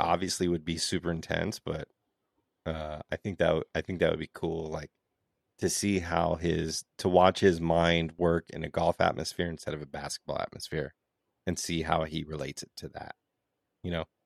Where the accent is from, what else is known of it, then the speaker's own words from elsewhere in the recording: Las Vegas, Nevada, United States; we're from Vegas